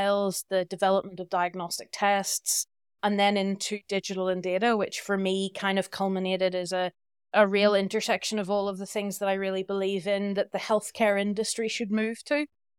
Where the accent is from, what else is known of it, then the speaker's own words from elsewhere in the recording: Northern Ireland, United Kingdom; moved away as an adult; I'm from Northern Ireland originally, but I've lived abroad for almost 17 years now.